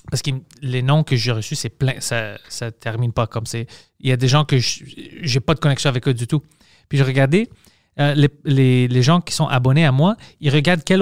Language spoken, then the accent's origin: French; Montreal, Quebec, Canada; accent: Montreal; Je, suis, je viens de Montréal, j'ai un accent montréalais.